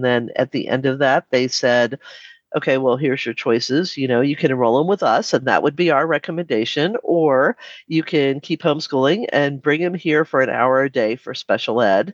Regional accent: D.C., Maryland, United States; moved away as an adult; now in Alaska, United States; I grew up right outside of Washington, D.C. in Maryland

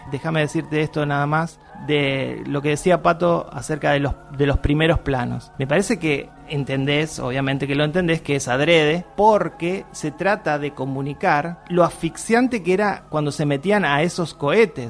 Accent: Argentina; como argentinos

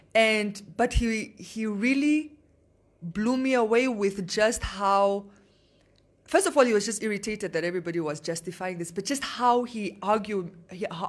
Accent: northern Namibia, Namibia; I'm from the north.

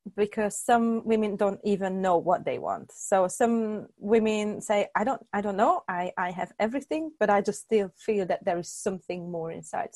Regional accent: Hungary; moved away as an adult; also born or lived in United Kingdom; I was born and raised in Hungary. Then in 2005, I moved to the UK

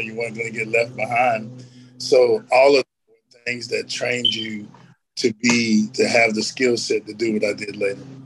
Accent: Elizabethtown, North Carolina, United States; I grew up in a little town called Elizabethtown. Uh, we are kind of like a blueberry capital

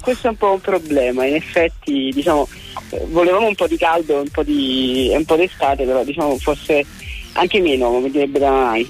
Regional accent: Naples, Campania, Italy; io sono, sono di Napoli anche se scrivo in italiano

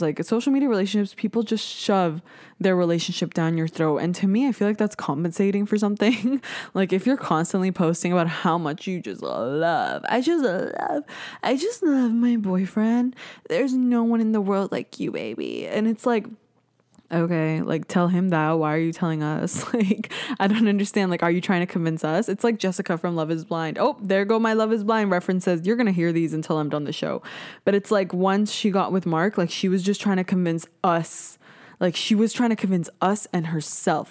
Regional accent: Canada; I'm Canadian

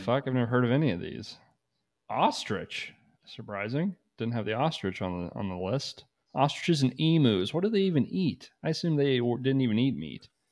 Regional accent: United States; I'm from America

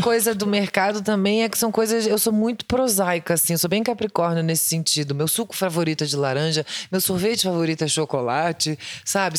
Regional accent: Rio de Janeiro, Brazil; eu sou do Rio

